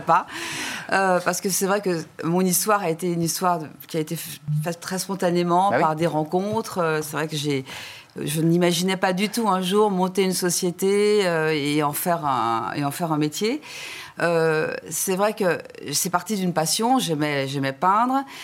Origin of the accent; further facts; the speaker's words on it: France; je suis française